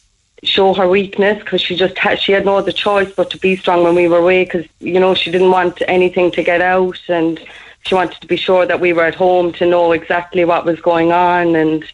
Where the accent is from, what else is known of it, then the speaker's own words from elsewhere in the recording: Midleton, Munster, Ireland; We're from Middleton